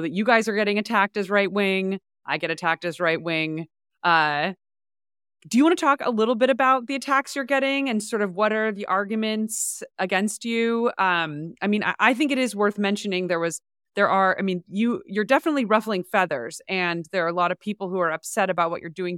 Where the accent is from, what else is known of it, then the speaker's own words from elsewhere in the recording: San Francisco, California, United States; I grew up in San Francisco